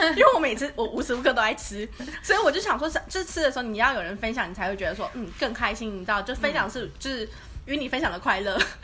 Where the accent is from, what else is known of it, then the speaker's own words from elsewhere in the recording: Taiwan; 如果在台湾小时候在国内旅行的话